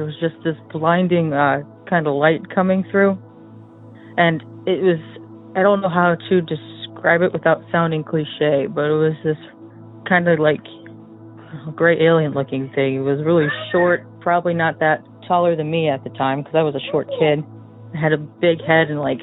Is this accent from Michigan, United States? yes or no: yes; Michigan, United States; from Michigan.